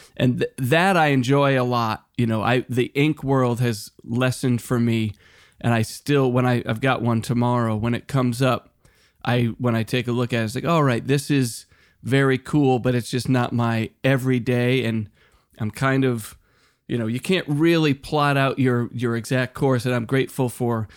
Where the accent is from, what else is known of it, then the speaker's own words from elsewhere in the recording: Western Massachusetts, United States; now in Los Angeles, United States; when I was a kid growing up in Western Mass